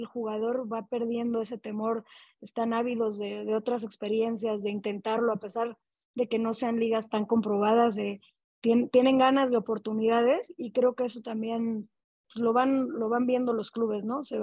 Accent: Mexico; lo que también siento es que no hay tantos mexicanos allá, por lo tanto somos menos garantía

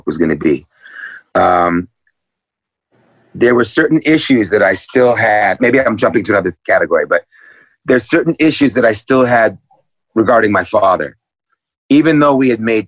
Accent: New York City, New York, United States; growing up in New York City in the 70s with my parents

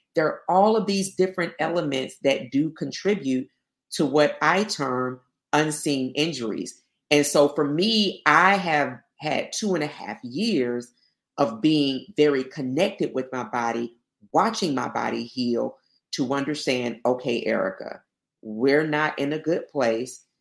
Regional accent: Albany, Georgia, United States; I'm from Albany, Georgia. So I'm Southwest Georgia.

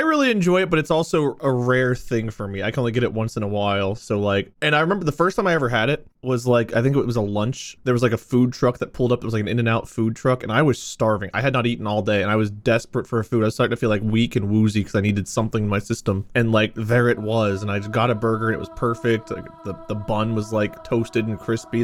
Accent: Ohio, United States; born or raised there

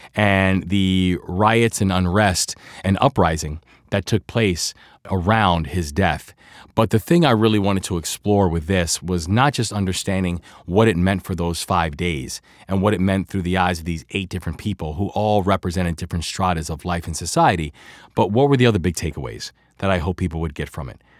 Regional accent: Baltimore, Maryland, United States; accent: Baltimore; I'm a Baltimore guy, so my Baltimore accent kicks in every now and then

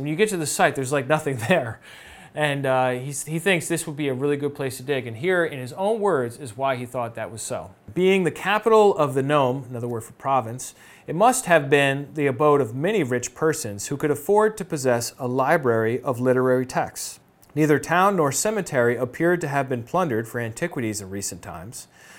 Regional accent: United States; This is not something as an American I can relate to.

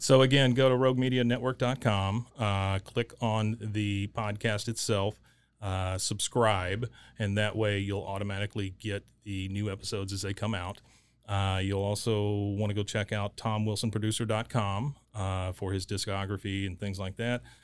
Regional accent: Waco, Texas, United States; growing up in Waco, um, I left for a little while and then came back

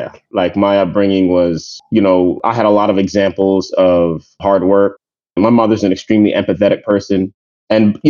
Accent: United States; also born or lived in New York / Maryland / Jamaica (family); I'm a first generation American. My family, we're from Jamaica. So my brothers and I were born here in New York and in Maryland, near Washington, D.C.

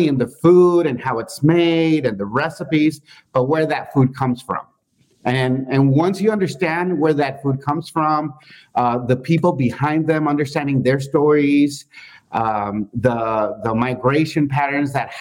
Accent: Texas, United States; I was born and raised here in Texas

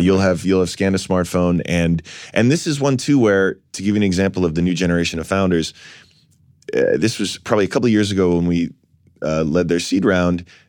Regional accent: New York City, New York, United States; I was born in Fort Greene

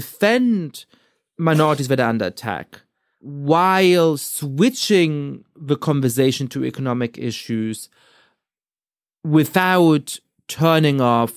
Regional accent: Germany; now in United States; I grew up in Germany, Jewish. And, you know, it's not a big part of my identity. I'm not religious or anything like that.

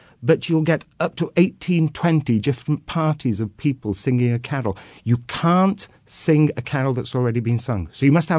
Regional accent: Wales, United Kingdom; I come from Gwynedd, I come from the west of Wales and northwest of Wales.

